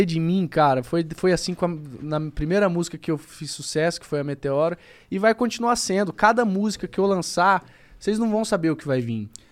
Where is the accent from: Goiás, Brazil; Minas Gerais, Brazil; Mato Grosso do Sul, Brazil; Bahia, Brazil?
Mato Grosso do Sul, Brazil; Campo Grande; eu sou um cara de Campo Grande, sou do Mato Grosso do Sul